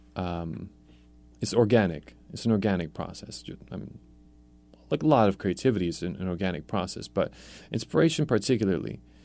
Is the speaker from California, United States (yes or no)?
no; New York City, New York, United States; also born or lived in Poland; I was born in Poland, so I have the immigrant roots. Um, we came here when I was, I started kindergarten in New York City